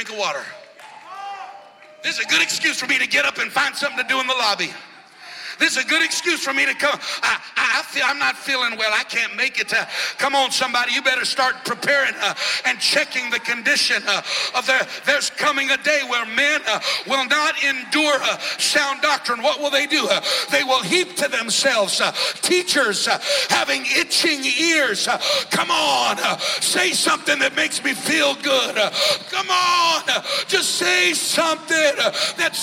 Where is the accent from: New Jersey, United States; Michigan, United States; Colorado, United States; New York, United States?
Colorado, United States; moved away as an adult; now in Florida, United States; When we moved to Florida, a little over 9 years ago, I grew up in Colorado